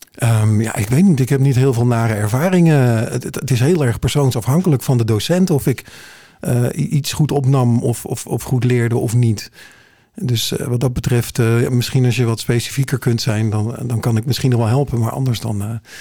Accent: Heerhugowaard, North Holland, Netherlands; now in Alkmaar, Netherlands; Ik ben eh, geboren en getogen in Hirugewaard

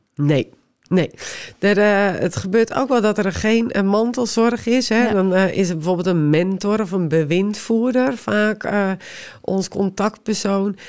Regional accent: West Friesland, North Holland, Netherlands; Omdat ik zelf uit West-Friesland kom, ik spreek de taal

